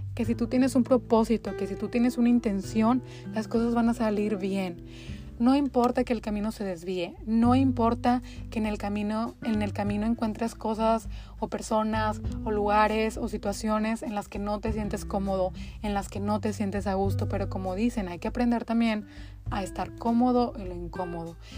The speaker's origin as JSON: {"language": "Spanish", "town": "Linares", "region": "Nuevo León", "country": "Mexico", "tie": "born or raised there", "also_born_or_lived": "Monterrey, Mexico", "moved": "as an adult", "lives_now": "United States", "said": "soy mexicana, específicamente de Linares, Nuevo León. Ahí nací, ahí crecí hasta que me fui a Monterrey a, a realizar mis estudios universitarios"}